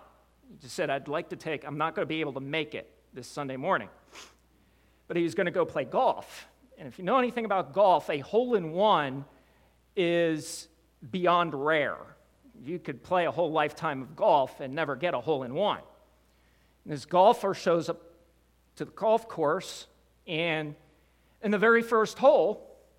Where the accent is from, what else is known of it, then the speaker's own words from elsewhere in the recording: Wilmington, Delaware, United States; I grew up in Wilmington, Delaware